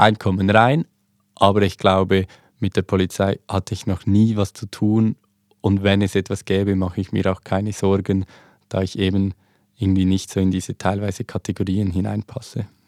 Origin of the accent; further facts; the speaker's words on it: Switzerland; accent: Swiss German; zeige ich meine Schweizer ID oder meinen Schweizer Pass, ich spreche Schweizerdeutsch